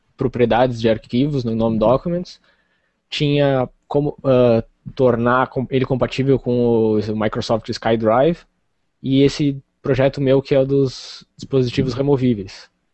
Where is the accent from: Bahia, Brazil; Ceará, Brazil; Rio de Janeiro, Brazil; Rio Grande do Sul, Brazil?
Rio Grande do Sul, Brazil; Rio Grande; Eu sou do Rio Grande do Sul, do sul do Rio Grande do Sul. Rio Grande, é a cidade que dá nome ao estado, assim, extremo sul do Rio Grande do Sul, quase fronteira com o Uruguai.